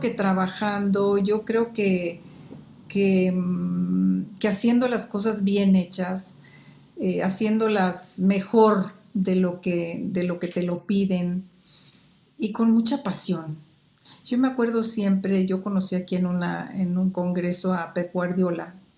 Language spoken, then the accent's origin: Spanish; Quetzaltenango, Guatemala; moved away as an adult; now in Mexico; en Guatemala y en Saltenango, que fue donde yo estudié la primaria y la secundaria y, la prepa